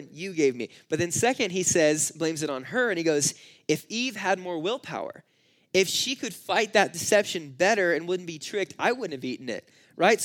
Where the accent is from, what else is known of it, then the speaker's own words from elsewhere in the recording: California, United States; I grew up in California and it just kind of a city kid